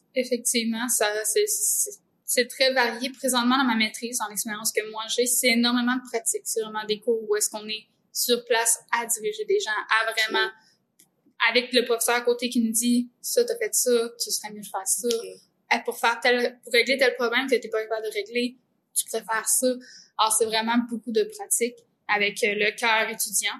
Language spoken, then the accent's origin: French; Quebec, Canada; je viens du centre du Québec